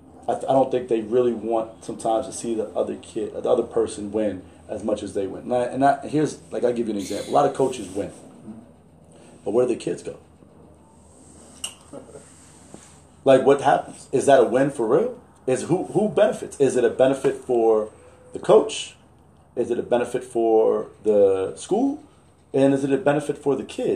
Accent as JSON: {"language": "English", "town": "New York City", "region": "New York", "country": "United States", "also_born_or_lived": "Alexandria, Egypt", "moved": "yes", "said": "I'm from Brooklyn"}